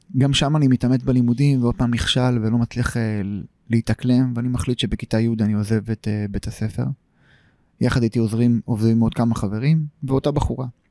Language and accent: Hebrew; Tel Aviv, Tel Aviv District, Israel; also born or lived in Tel Kabir, Tel Aviv; גדלתי בשכונת פלורנטין